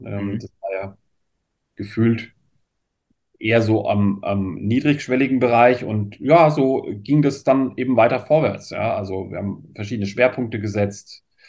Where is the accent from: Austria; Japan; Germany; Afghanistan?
Germany; also born or lived in France; bei uns in Deutschland